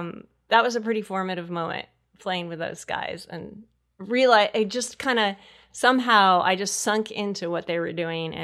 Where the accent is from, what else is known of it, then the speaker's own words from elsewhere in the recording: Connecticut, United States; I was in Connecticut.